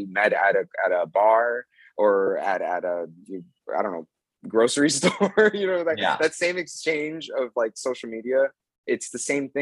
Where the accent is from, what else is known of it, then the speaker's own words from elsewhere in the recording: Miami, Florida, United States; moved away as an adult; now in Las Vegas, United States; I'm from South Florida. I'm from Miami